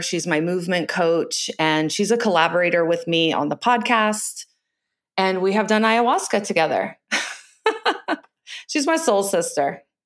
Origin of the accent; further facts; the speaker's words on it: Virginia Beach, Virginia, United States; I was born in Virginia Beach, Virginia